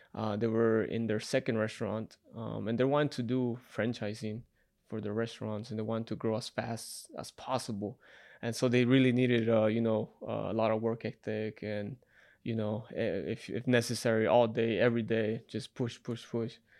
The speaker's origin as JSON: {"language": "English", "region": "Utah", "country": "United States", "also_born_or_lived": "Salt Lake City, Utah / Ogden, Utah / Moab, Utah", "moved": "as an adult", "lives_now": "Las Vegas, United States", "said": "I'm from Utah"}